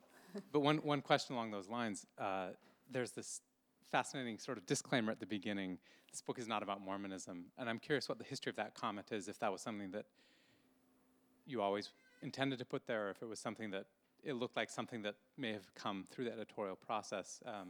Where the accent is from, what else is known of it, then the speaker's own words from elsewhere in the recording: Utah, United States; moved away; I grew up in Utah and have gradually moved this direction as well.